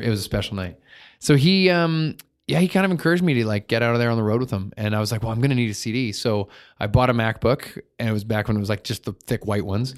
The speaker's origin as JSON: {"language": "English", "town": "Vernon", "region": "British Columbia", "country": "Canada", "tie": "born or raised there", "also_born_or_lived": "Victoria / Cornell", "said": "I lived in Cornell up until grade three, and then, uh, and then I moved to Vernon."}